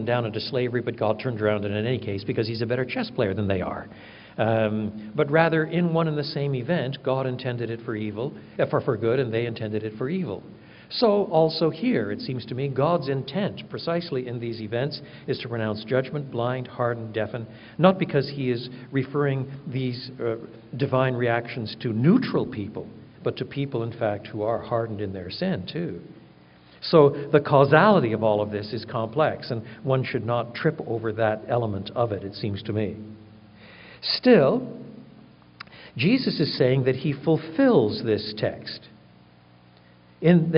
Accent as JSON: {"language": "English", "country": "Canada", "tie": "born or raised there", "moved": "yes", "lives_now": "United States", "said": "I'm a Canadian by birth"}